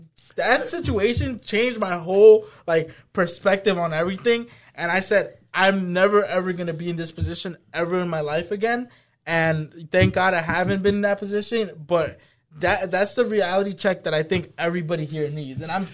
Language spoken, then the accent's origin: English; Brentwood, New York, United States; I grew up in the Brentwood, bro.